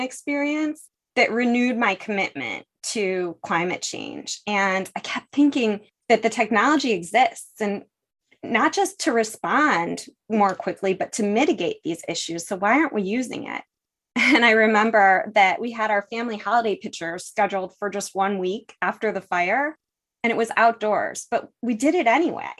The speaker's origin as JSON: {"language": "English", "town": "Buffalo", "region": "New York", "country": "United States", "tie": "born or raised there", "moved": "yes", "lives_now": "San Fernando Valley, United States", "said": "I was born in Buffalo, where the beauty of Niagara Falls and the tragedy of the Love Canal sort of come with the package. I grew up on Lake Erie"}